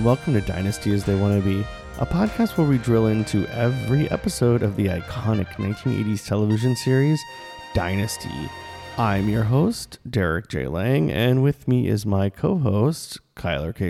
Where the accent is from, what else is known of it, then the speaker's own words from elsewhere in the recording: the South, United States; we're from the South